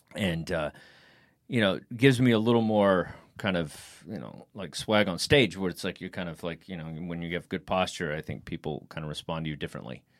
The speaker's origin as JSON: {"language": "English", "region": "Texas", "country": "United States", "said": "I'm from Texas"}